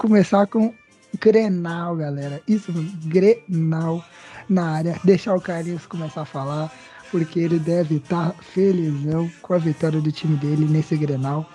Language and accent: Portuguese; Goiânia, Goiás, Brazil; Pra gente que é aqui de Goiânia, de Goiás